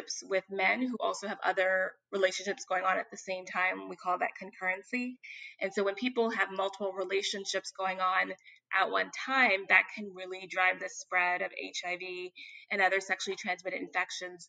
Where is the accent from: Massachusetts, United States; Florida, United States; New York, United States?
New York, United States; New York City; I'm from Bed-Stuy, Crown Heights, part of Brooklyn